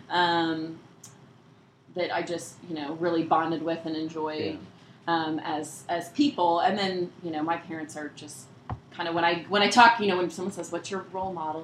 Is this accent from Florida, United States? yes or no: no; Peachtree City, Georgia, United States; I grew up in Peachtree City